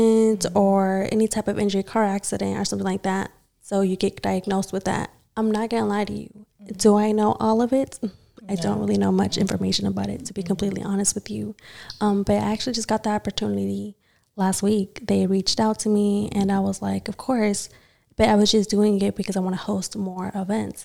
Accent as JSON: {"language": "English", "area": "Gwinnett County", "region": "Georgia", "country": "United States", "said": "I'm from Gwinnett too"}